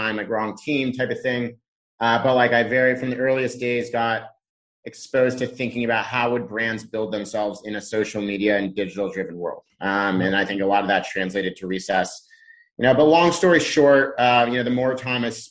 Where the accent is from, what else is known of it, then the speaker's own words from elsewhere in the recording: Laguna Beach, California, United States; moved away as an adult; also born or lived in Boston / San Francisco; So I grew up in Southern California in a small kind of surf town called Laguna Beach